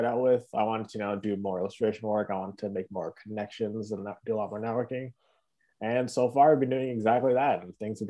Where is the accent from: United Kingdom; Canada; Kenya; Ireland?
Canada; Toronto, Ontario; also born or lived in Mississauga; we're all from Toronto